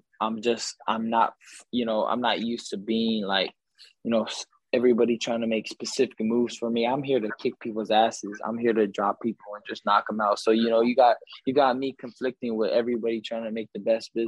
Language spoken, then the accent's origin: English; Victorville, California, United States; I'm from Southern California, I grew up, you know, here my whole life, from Victorville